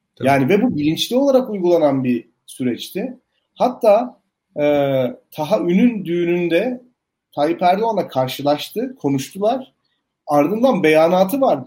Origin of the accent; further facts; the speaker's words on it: Elazığ, Elazığ Province, Turkey; ben Elazığ'da doğdum büyüdüm.